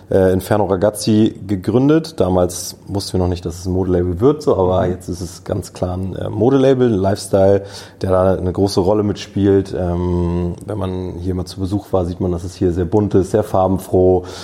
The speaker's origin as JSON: {"language": "German", "region": "Hamburg", "country": "Germany", "tie": "born there", "said": "Ich bin 31 Jahre alt, bin gebürtiger Hamburger tatsächlich, ähm, habe in Kiel studiert"}